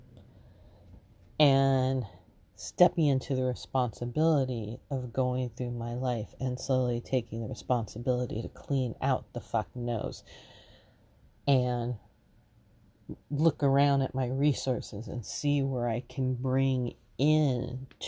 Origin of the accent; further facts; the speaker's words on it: Los Angeles, California, United States; Growing up in Los Angeles